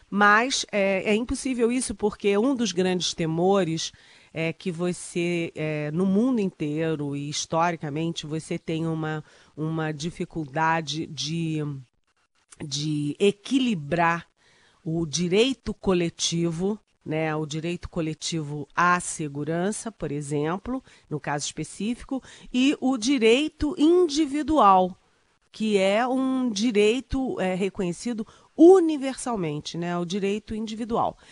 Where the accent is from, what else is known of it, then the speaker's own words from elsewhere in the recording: Rio de Janeiro, Brazil; moved away; eu sou carioca, minha mãe mora no Rio, meu irmão mora no Rio